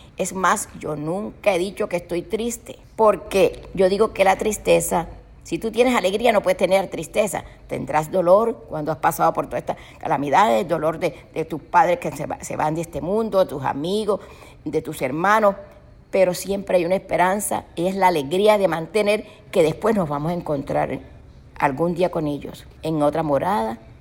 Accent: Cartagena, Bolívar, Colombia; now in Miami, United States; cerca del hospital donde yo nací, en Mamonal

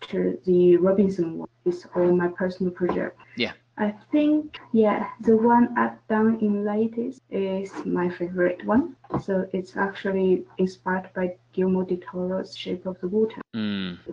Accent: Chongqing, China; moved away as an adult; also born or lived in Kingston, London, England; I went to a fine art institute in my hometown, China. Mm-hmm. So it was in Chongqing.

